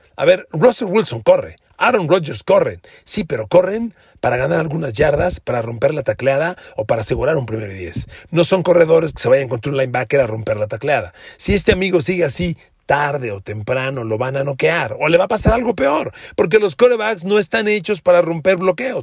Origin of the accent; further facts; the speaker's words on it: Mexico; yo como mexicano